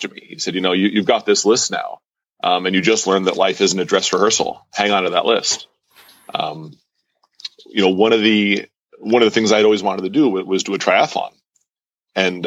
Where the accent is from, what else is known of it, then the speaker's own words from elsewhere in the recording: an hour and a half north of Manhattan, small town in New York, United States; I grew up in a small town in New York of about 8,000 people, about, I don't know, you know, an hour and a half north of Manhattan